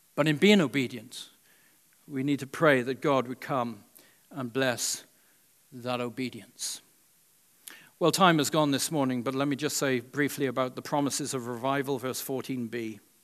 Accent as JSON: {"language": "English", "region": "Wales", "country": "United Kingdom", "tie": "born or raised there", "moved": "yes", "lives_now": "United States", "said": "When I was growing up in Wales"}